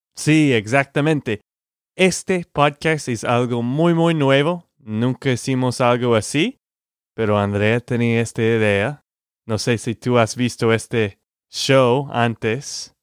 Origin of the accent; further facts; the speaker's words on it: Texas, United States; de Texas, Estados Unidos